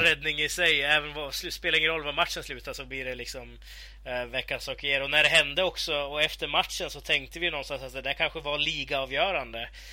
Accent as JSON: {"language": "Swedish", "area": "between Sundsvall and Örnsköldsvik", "region": "Västernorrland County", "country": "Sweden", "said": "där jag kommer ifrån, då, mellan Sundsvall och eh, eh Övik"}